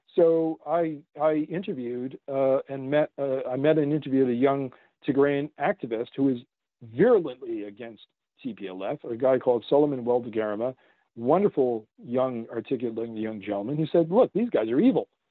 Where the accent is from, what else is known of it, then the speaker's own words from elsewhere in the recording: Canada; I'm a Canadian. Yeah. So I've lived next to this elephant all my life